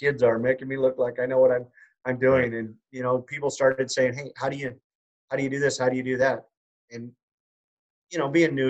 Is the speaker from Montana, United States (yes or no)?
yes; Kalispell, Montana, United States; I'm from Kalispell, Montana